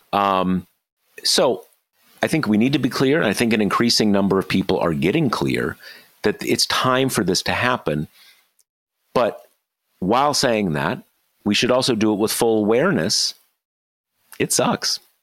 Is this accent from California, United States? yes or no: yes; near Los Angeles, California, United States; I, I grew up near Los Angeles